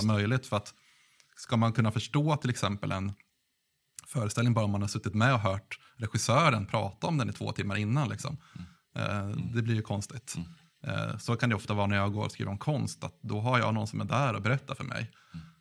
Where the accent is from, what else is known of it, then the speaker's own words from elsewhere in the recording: Gävle, Gävleborg County, Sweden; Jag kommer från Gävle